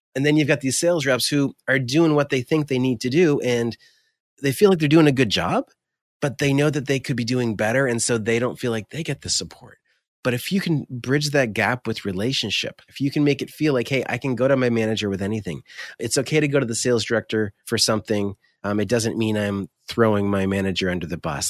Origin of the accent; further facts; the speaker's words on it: Fredericton, New Brunswick, Canada; also born or lived in Ottawa; I was born and raised in a little town in Atlantic Canada called Fredericton, New Brunswick.